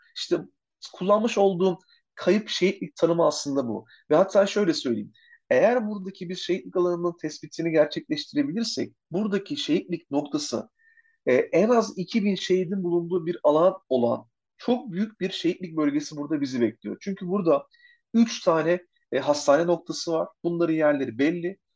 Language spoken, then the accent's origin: Turkish; Çanakkale, Turkey; ben kendime Çanakkale'liyim